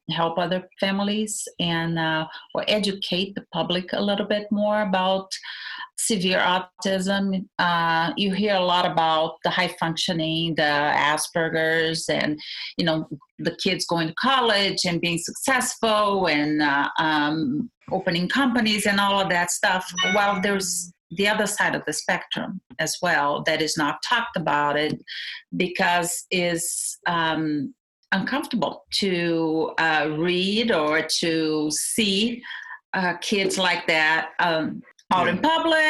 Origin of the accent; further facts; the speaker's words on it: Brazil; also born or lived in Seattle, Washington; now in Washington, United States; I am from Brazil. I moved to the United States in 1989